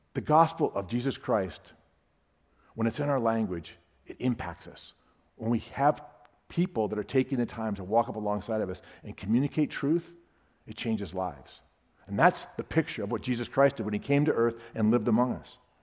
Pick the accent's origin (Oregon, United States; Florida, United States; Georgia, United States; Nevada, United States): Florida, United States; Sarasota; I'm from Sarasota, Florida